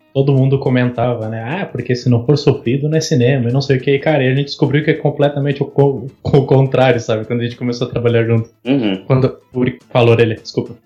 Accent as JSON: {"language": "Portuguese", "town": "Pelotas", "region": "Rio Grande do Sul", "country": "Brazil", "said": "nós somos de Pelotas, no Rio Gr-, Rio Grande do Sul. É, no sul do Rio Grande do Sul"}